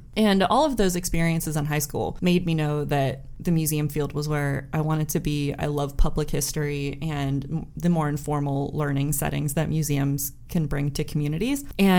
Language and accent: English; Pittsburgh, Pennsylvania, United States; moved away as an adult; also born or lived in Brentwood, Pennsylvania / Mount Lebanon, Pennsylvania / Greensboro, North Carolina; now in Warren, United States; I'm actually originally from Pittsburgh. I'm not from Warren. I was born in Brentwood, PA. And then when I was 9, we moved to Mount Lebanon. So I graduated from Mount Lebanon High School. It's in the South Hills of Pittsburgh.